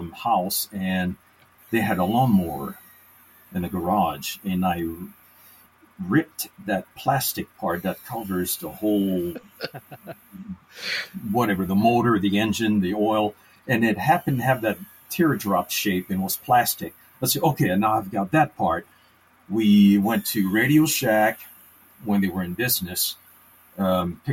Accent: Canada; also born or lived in Maryland; now in United States; I was raised in Canada

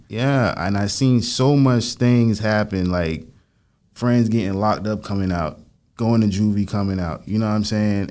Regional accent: Lantana, Florida, United States; also born or lived in Lake Worth, Florida; I grew up out there and it was like a predominantly like Haitian

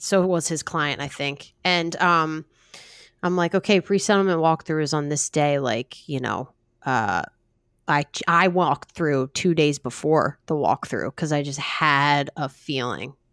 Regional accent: New Jersey, United States; I'm from New Jersey

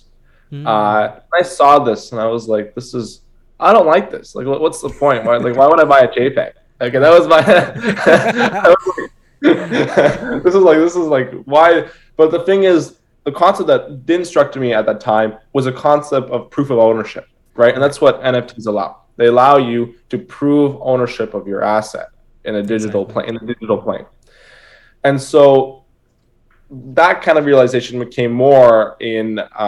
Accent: Toronto, Ontario, Canada; I'm from Toronto, Canada

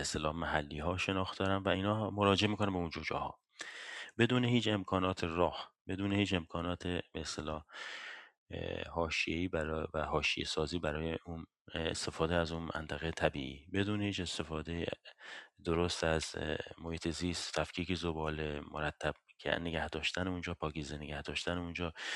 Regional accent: Iran; now in Sweden

